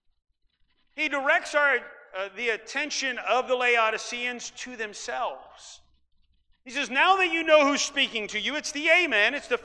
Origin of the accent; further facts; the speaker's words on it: Iowa, United States; also born or lived in Ukraine; now in Central Valley, California, United States; I grew up in Iowa, where it doesn't get real hot, but it's humid